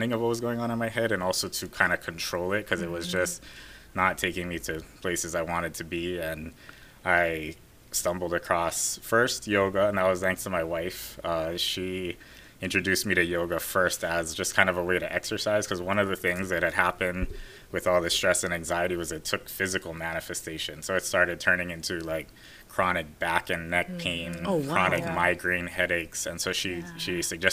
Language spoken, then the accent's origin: English; Oahu, Hawaii, United States; I was born and raised here in Oahu.